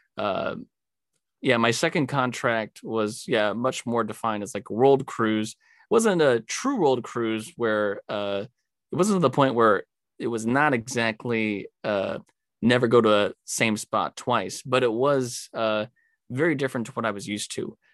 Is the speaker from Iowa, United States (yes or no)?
no; California, United States; moved away; growing up in California, I'm just kind of used to the desert